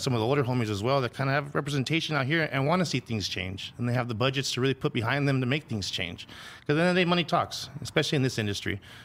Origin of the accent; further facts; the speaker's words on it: Los Angeles, California, United States; also born or lived in Phoenix, Arizona / Dallas, Texas; I grew up here in Pan Am City in the San Fernando Valley